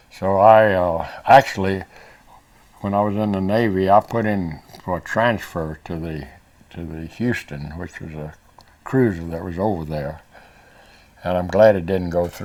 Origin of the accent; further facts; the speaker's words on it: South Korea; born there; I was born in Korea. My father was a missionary there